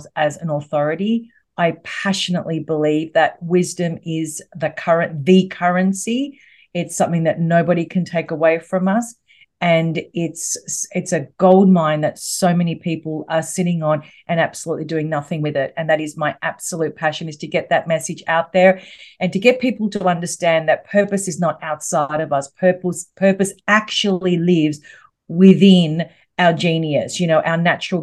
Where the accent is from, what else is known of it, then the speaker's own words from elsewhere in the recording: Melbourne, Victoria, Australia; I'm from Melbourne in Australia.